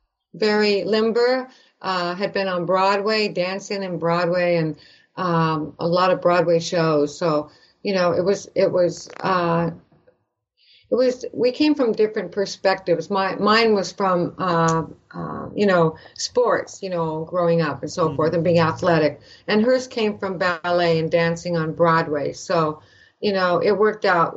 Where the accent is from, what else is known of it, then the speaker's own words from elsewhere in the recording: Canada; moved away; I'm from Canada